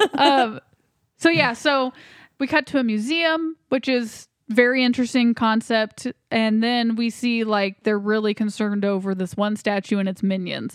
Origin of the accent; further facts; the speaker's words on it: United States; I'm an American